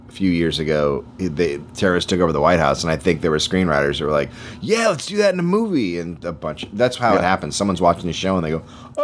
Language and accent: English; United States; as an American